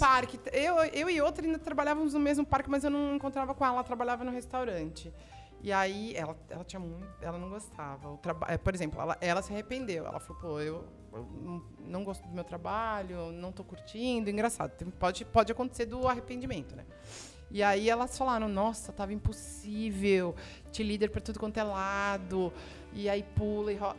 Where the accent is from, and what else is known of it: Brazil